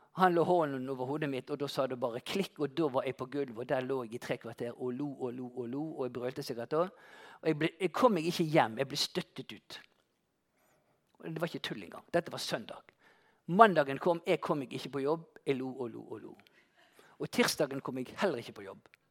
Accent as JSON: {"language": "Norwegian", "town": "Bergen", "region": "Vestland", "country": "Norway", "said": "en vanlig elektriker fra Landås"}